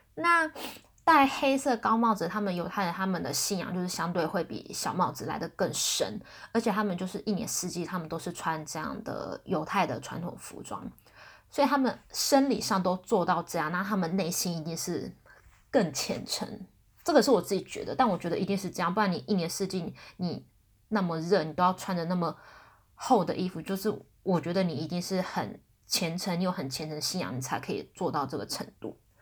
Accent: Taiwan; 我台湾人嘛

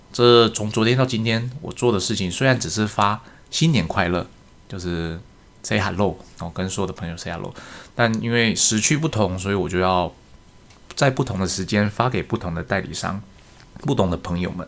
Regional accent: Taiwan; 我们台湾人过农历年

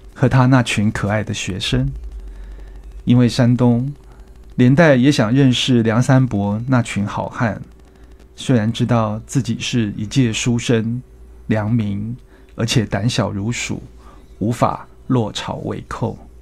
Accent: Hualien, Hualien County, Taiwan; moved away; 民国五十年出生在花莲

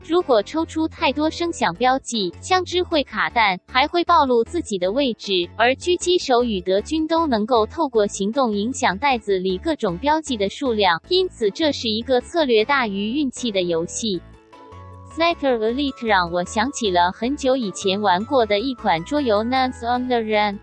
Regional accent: Taiwan; moved away; 我是从台湾来的

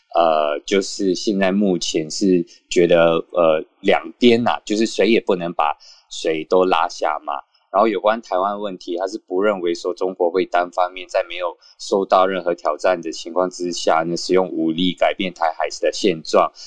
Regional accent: Singapore; 我们新加坡这边

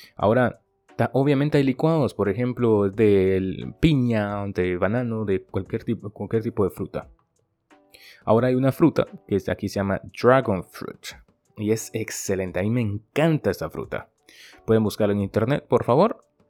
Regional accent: Guatemala; now in Taiwan; yo soy de Guatemala

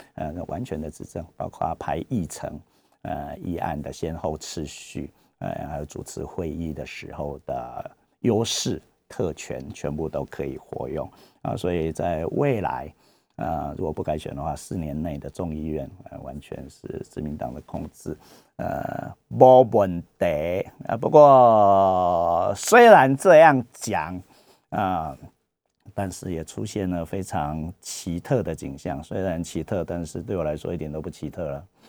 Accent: Taiwan; 我们台湾人

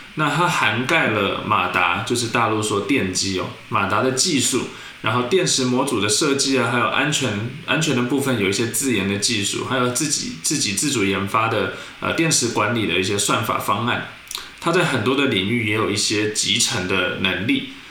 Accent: Taiwan; 做一个台湾人

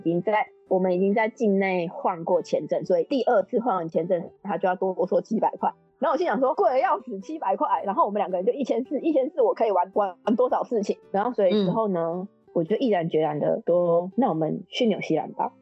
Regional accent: Taiwan; moved away as an adult; now in Canada; 我们台湾人可能觉得没什么，因为毕竟我们的健保更厉害

